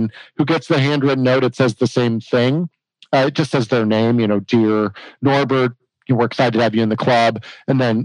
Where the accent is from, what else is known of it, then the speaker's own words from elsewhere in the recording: Arizona, United States; I grew up with here in Arizona